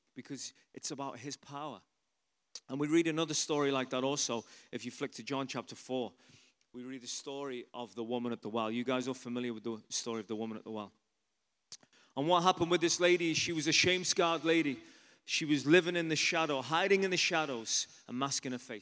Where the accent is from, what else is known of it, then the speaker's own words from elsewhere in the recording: Liverpool, North West England, United Kingdom; moved away as an adult; also born or lived in London / Ireland; I'm from England originally. Anyone ever been to Liverpool in England?